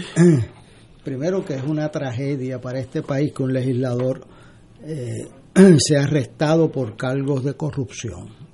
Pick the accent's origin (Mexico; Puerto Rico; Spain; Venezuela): Puerto Rico; San Juan; yo que soy de Río Piedra